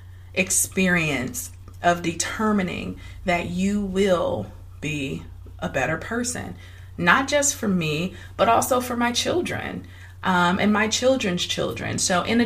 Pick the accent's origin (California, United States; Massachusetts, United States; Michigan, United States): Michigan, United States; Detroit; I was born and raised in Detroit, Michigan.